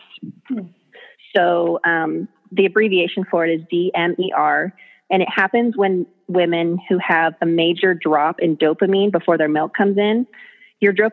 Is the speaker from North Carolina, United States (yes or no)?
no; North Idaho, United States; also born or lived in Southern California; I've lived in North Idaho since I was 7 years old. I'm originally from Southern California